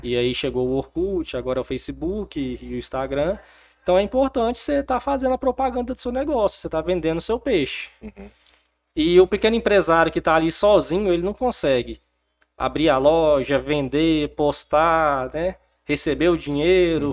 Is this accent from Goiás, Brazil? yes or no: yes; Porangatu, Goiás, Brazil; also born or lived in Palmas / Goiânia; Bom, eu não sou nascido em Porangatu, mas sou porangatuense. Meus pais vieram para cá, então eu não tinha nenhum ano de idade. Então eu cresci, morei, estudei aqui em Porangatu